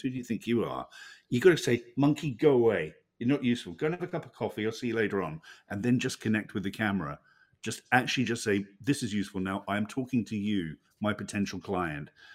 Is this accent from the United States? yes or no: no; Hobart, Tasmania, Australia; we, we're both from Tasmania, as it turns out. We were both born in, in Hobart.